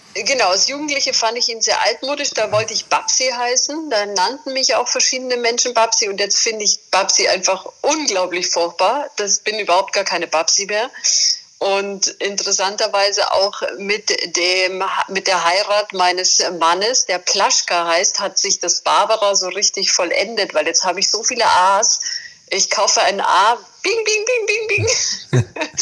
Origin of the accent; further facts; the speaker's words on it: Bavaria, Germany; als Bayerin, bei uns ist jetzt Bergbau nicht so äh, unbedingt an der Tagesordnung, sondern eher die Berge vor der Haustür